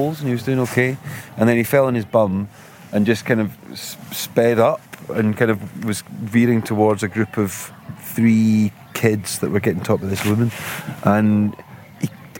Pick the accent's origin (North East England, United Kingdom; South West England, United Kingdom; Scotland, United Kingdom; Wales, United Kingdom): Scotland, United Kingdom; I'm fucking Scottish.